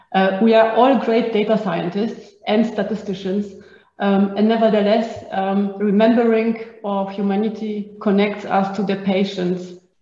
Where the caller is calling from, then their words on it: Innsbruck, Tyrol, Austria; I'm joining from Innsbruck in Austria, and it's snowing.